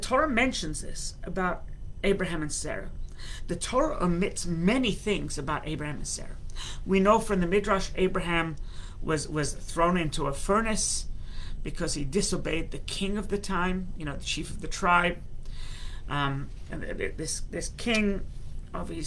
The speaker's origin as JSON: {"language": "English", "region": "London", "country": "United Kingdom", "tie": "born or raised there", "also_born_or_lived": "United States", "moved": "yes", "said": "I was born in London, England."}